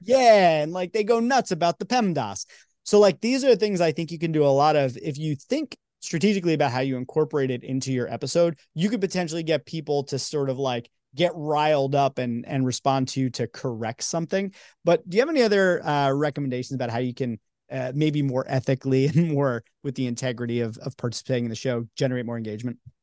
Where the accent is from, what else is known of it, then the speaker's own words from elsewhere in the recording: New York, United States; moved away; I'm from New York